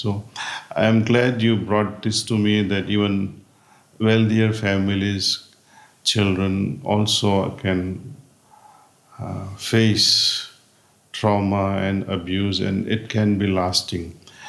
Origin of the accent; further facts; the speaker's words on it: India; born there; moved away; also born or lived in United States; I spent most of my life in the United States. And now I'm spending time in India. I was born in India, actually.